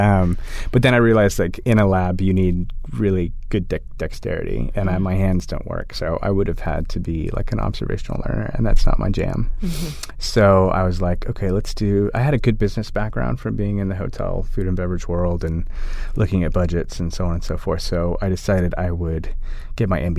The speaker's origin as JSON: {"language": "English", "town": "Austin", "region": "Texas", "country": "United States", "tie": "born or raised there", "said": "growing up in Austin and just having people around me"}